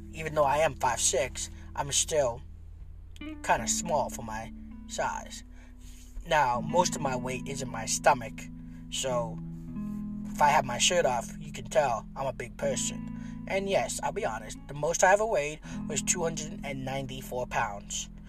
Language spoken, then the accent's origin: English; San Pedro Sula, Cortés, Honduras; moved away; also born or lived in Tegucigalpa; San Pedro Sula. That's my hometown, my birthplace